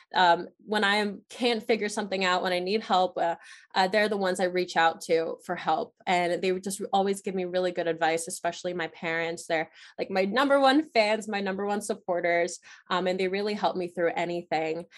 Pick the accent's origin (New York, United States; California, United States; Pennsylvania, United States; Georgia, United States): Pennsylvania, United States; Chester County; in Chester County, in my hometown.